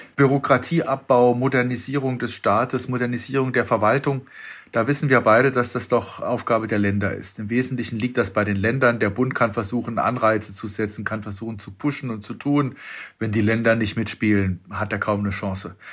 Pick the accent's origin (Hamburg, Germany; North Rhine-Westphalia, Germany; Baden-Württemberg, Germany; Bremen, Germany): Baden-Württemberg, Germany; Freiburg im Breisgau; bin ich da als Freiburger